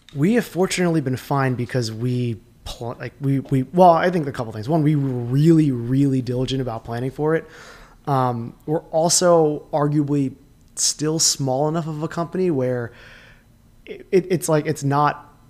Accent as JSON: {"language": "English", "town": "Sayreville", "region": "New Jersey", "country": "United States", "tie": "born or raised there", "said": "the area that I grew up in New Jersey"}